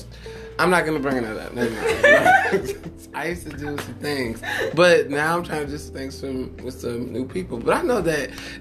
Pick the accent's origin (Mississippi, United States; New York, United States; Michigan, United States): Michigan, United States; moved away; I'm from Michigan, y'all. I'm a person that is from cold weather